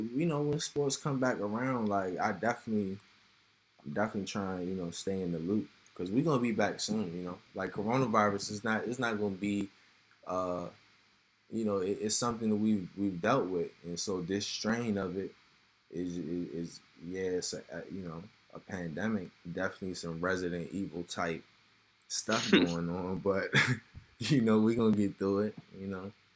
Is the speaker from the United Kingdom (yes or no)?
no; Severn, Maryland, United States; I grew up in Seven Oaks